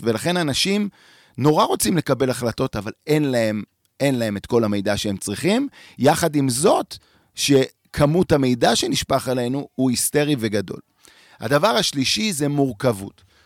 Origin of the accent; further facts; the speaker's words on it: Tel Aviv, Tel Aviv District, Israel; moved away as an adult; now in Merom Golan, Israel; גדלתי בתל אביב